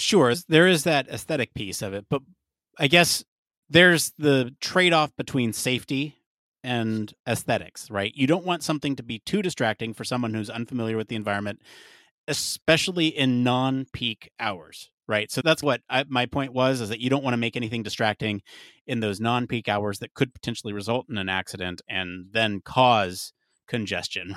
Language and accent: English; California, United States; growing up in California